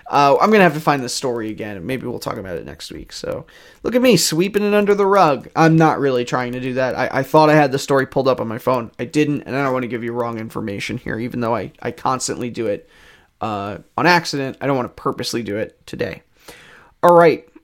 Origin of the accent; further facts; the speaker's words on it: Canada; Let's see, we're from Canada, so it's not too crazy. I mean, we've got some winter tires used to this growing up